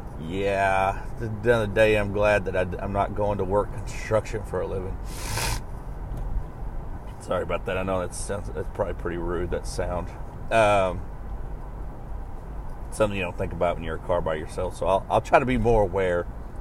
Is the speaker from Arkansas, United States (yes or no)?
yes; Altus, Arkansas, United States; moved away; my hometown in Arkansas. Or not my hometown, the town right next to me. Ozark, Arkansas. Altus being my hometown.